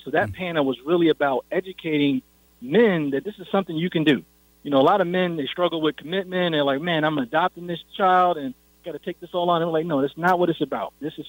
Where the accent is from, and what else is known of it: Syracuse, New York, United States; born or raised there